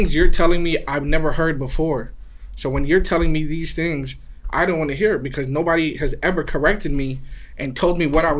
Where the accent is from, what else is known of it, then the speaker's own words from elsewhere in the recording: New York City, New York, United States; I'm from Queens